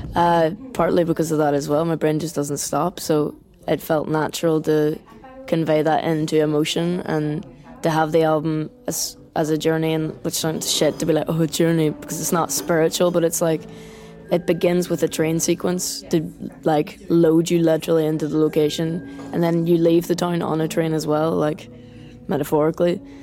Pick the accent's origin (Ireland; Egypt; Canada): Ireland; as Irish people are very good at, like, slagging you and bringing you back down to earth